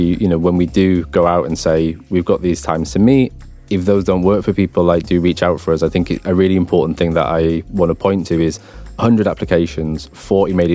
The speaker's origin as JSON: {"language": "English", "region": "London", "country": "United Kingdom", "said": "I'm from Barking Dagenham"}